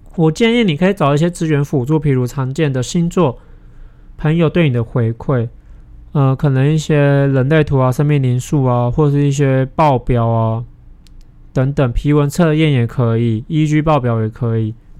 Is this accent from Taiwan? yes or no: yes; Taiwan; 可能我是台湾人